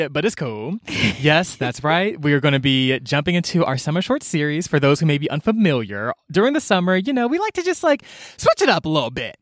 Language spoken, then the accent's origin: English; Atlanta, Georgia, United States; I grew up in Georgia